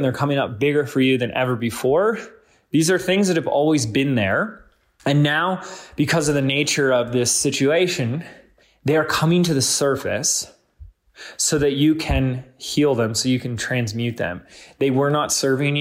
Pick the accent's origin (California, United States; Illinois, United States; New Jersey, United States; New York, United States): California, United States; Laguna Beach; my hometown, Laguna Beach